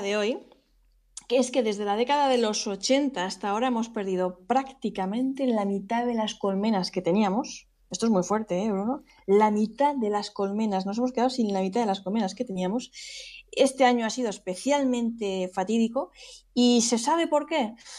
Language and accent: Spanish; Spain